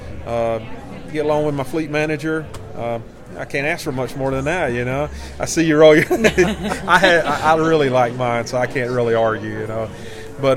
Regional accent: Georgia, United States; moved away as an adult; now in Marshfield, United States; I'm originally from Georgia

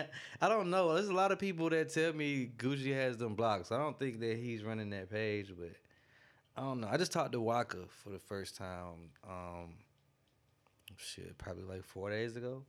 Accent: Greenville, South Carolina, United States; I'm from Greenville, South Carolina.

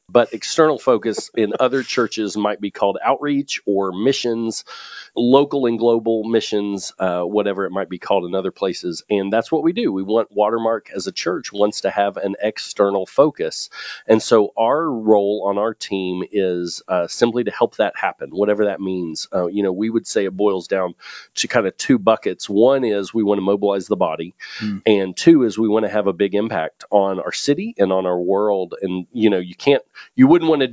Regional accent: Kaufman, Texas, United States; also born or lived in Farmers Branch, Texas; I grew up in the Dallas area, out sort of in the country, in a town or near a town called Kaufman.

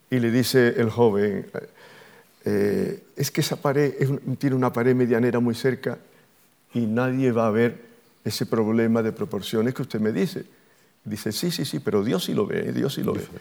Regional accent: Andalusia, Spain; pues soy andaluz

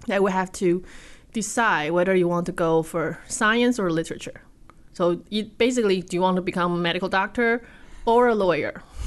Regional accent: Taipei, Taiwan; moved away; Taipei, Taiwan

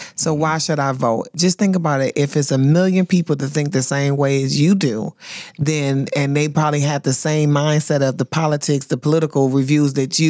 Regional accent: Flint, Michigan, United States; I'm from Flint, Michigan, and so General Motors is like really huge, right?

